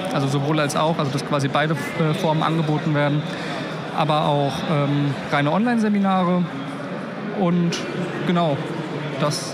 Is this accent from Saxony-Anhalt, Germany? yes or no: no; Mainz, Rhineland-Palatinate, Germany; now in Potsdam, Germany; bin aber eigentlich gebürtiger Mainzer